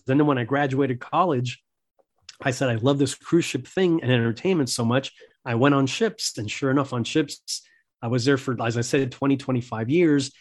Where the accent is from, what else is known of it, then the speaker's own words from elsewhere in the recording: Miami, Florida, United States; I was born in Miami. my parents were Cuban immigrants